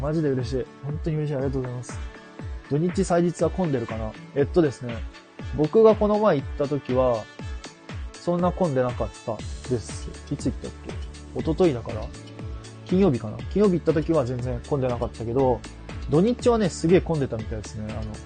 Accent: Kyushu, Japan; accent: Kyushu dialect; moved away; 僕は九州です

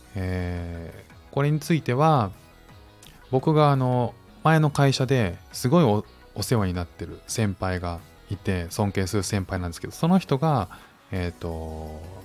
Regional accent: Japan; moved away as an adult; now in Singapore; 日本に生活して、日本に生まれ育って

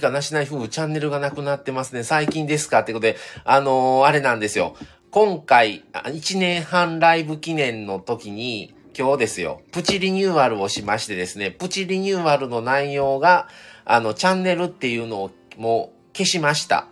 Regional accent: Kobe, Hyogo, Japan; also born or lived in Shiga Prefecture; 僕はね、育ってんのこそ神戸ですけど、生まれが滋賀県なので

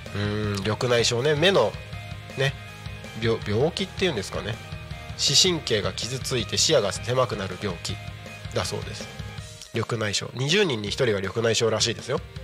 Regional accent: Takko, Aomori, Japan; 自分の地元のね青森県田子町

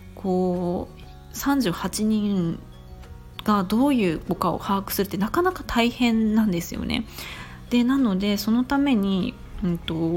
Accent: Chiba, Japan; accent: standard Japanese; moved away as an adult; also born or lived in Tokyo; now in Kobe, Japan; 生まれ育ったのは実は神戸ではなくて千葉県です。

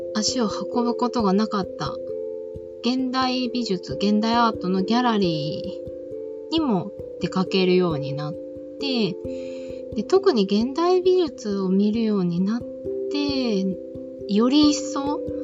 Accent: Izunokuni, Shizuoka, Japan; moved away as an adult; now in Tokyo, Japan; 静岡県のそう伊豆地方伊豆の国市という地域に生まれ育ちました高校卒業とともに都内に上京し

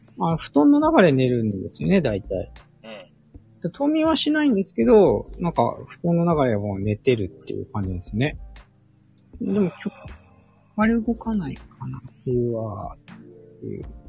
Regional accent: Sapporo, Hokkaido, Japan; moved away as an adult; also born or lived in northernmost area of Japan (Wakkanai area); 僕ももともとは札幌、出身札幌育ちなので

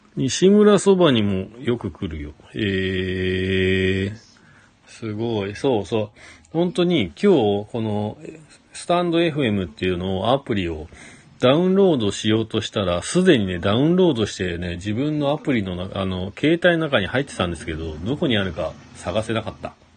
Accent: Shizuoka, Japan; now in Hakuba, Japan; もともとは静岡県出身

